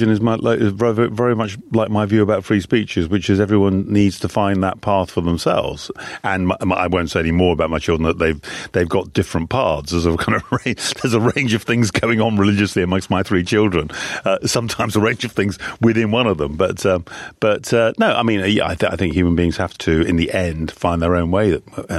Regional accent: Welwyn Garden City, East of England, United Kingdom; accent: Irish; I grew up in Hertfordshire, just outside London, Welwyn Garden City, with, by the age of 7 or 8, an Irish accent because of the immense influence of my mother.

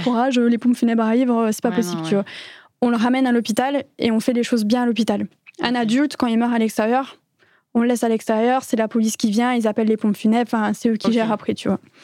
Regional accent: France; moved away as an adult; now in Belgium; je suis une Française expatriée en Belgique depuis maintenant quelques années

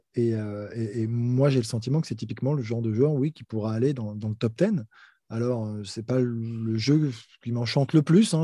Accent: France; pour moi, en tant que Français

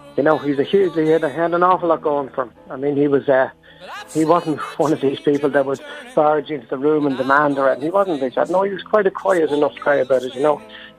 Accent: Bray, Leinster, Ireland; also born or lived in Dún Laoghaire; I'm from Bray and Dunleary, and that's just up the road.

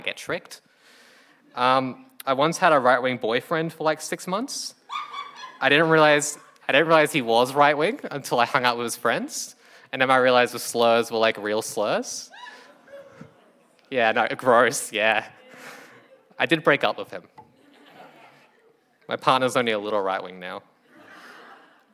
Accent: Townsville, Queensland, Australia; moved away as an adult; now in Brisbane, Australia; I'm from Townsville.

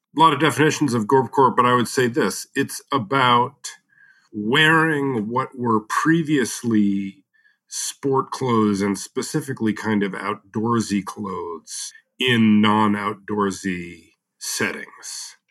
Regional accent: United States; as an American

